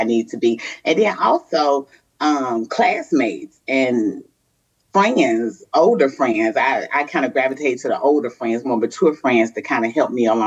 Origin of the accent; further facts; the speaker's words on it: Chicago, Illinois, United States; moved away; also born or lived in Mississippi; I grew up in Chicago